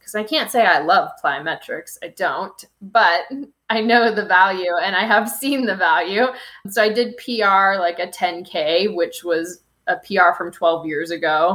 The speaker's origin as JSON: {"language": "English", "town": "Kansas City", "region": "Missouri", "country": "United States", "also_born_or_lived": "Florida", "moved": "yes", "lives_now": "Denver, United States", "said": "Originally from Kansas City, but Missouri"}